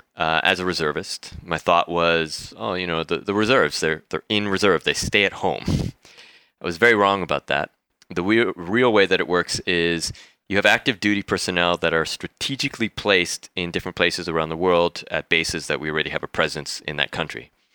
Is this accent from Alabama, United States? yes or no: no; San Diego, California, United States; moved away as an adult; also born or lived in Mexico; now in Bali, Indonesia; San Diego, California, that's where I grew up. I was born in Mexico, but left when I was, like, nine months old